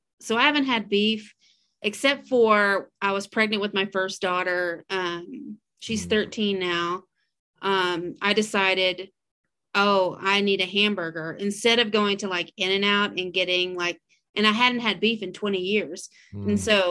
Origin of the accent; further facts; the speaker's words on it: Texas, United States; I quit beef. That almost eliminates me as a Texan